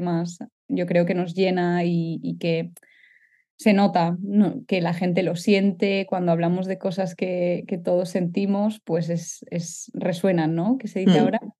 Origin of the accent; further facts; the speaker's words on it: Catalonia, Spain; moved away as an adult; now in Netherlands; como decimos los catalanes